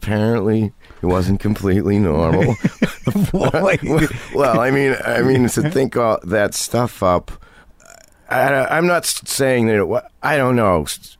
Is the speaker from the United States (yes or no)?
yes; Burlington, Massachusetts, United States; I grew up in Burlington, Massachusetts, which is like two towns over from where I live in Carlisle.